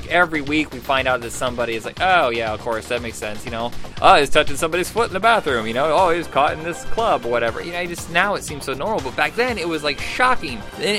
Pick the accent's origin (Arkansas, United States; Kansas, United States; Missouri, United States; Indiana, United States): Indiana, United States; I grew up in Indiana with repressed sexuality